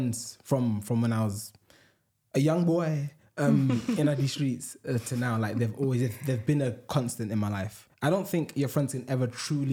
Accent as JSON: {"language": "English", "country": "Ghana", "tie": "born or raised there", "said": "I was born on Sunday. Growing up there"}